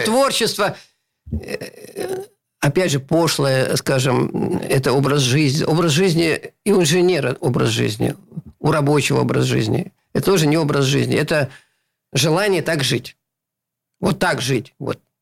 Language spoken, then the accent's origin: Russian; Saint Petersburg, Russia; born or raised there